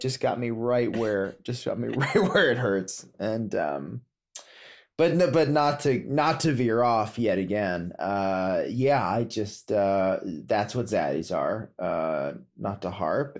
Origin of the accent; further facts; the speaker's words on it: Potomac, Maryland, United States; also born or lived in California; now in Woodstock, United States; growing up in Potomac, Maryland, living in Woodstock, New York